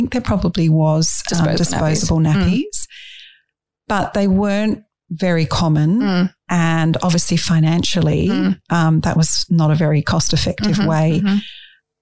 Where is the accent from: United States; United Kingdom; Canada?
United Kingdom; England; moved away; I was brought up in England